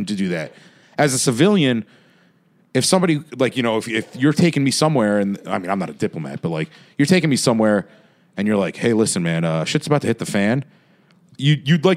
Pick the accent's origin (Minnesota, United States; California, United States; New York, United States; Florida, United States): New York, United States; we're from New York